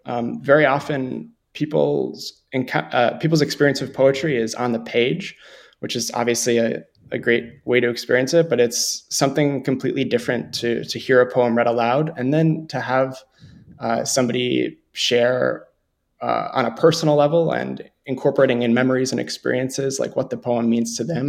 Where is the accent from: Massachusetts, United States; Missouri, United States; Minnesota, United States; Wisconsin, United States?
Minnesota, United States; Montevideo; growing up in Montevideo, Minnesota